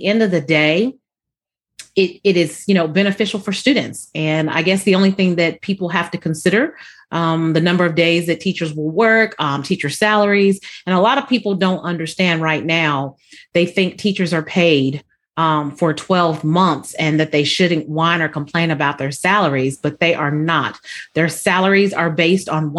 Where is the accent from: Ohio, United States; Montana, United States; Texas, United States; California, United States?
California, United States; Southern; born or raised there; moved away